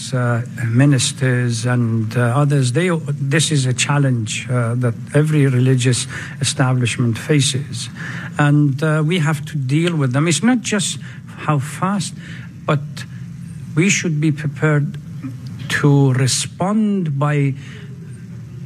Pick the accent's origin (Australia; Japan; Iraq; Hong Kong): Iraq; Najaf, Najaf Governorate; moved away as an adult; also born or lived in Syria / Lebanon / Turkey / Iran; now in Dearborn, United States; Originally, I'm from Iraq. My ancestors immigrated from Iran to Iraq about 120, 130 years ago. And I, from paternal side, they were born in Iraq, and I was born then. Was born in the holy city of Najaf on the southern part of Iraq.